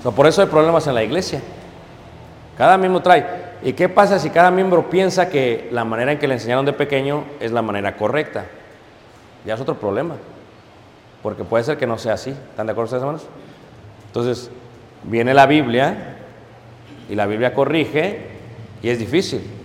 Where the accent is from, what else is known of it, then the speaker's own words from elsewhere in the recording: Mexico City, Mexico; also born or lived in Chicago; now in Elgin, United States; Nací en Ciudad de México. Me fui de joven a Estados Unidos. Eso es lo que soy yo. Soy mexicano.